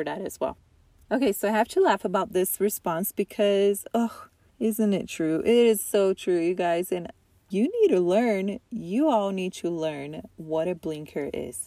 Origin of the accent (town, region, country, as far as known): Utah, United States